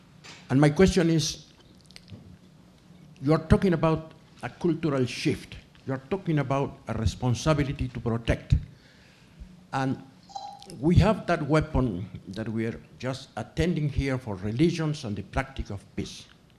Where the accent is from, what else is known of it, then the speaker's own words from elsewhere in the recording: Argentina; I am from Argentina.